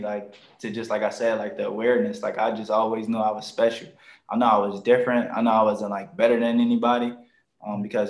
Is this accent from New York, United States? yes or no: no; Philadelphia, Pennsylvania, United States; I'm from North Philadelphia, a section called Badlands